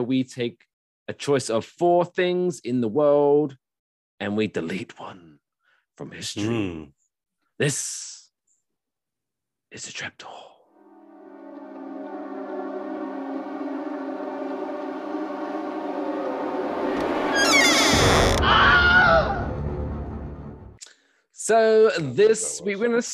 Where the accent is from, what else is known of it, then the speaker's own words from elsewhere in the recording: United Kingdom; now in United States; being the British person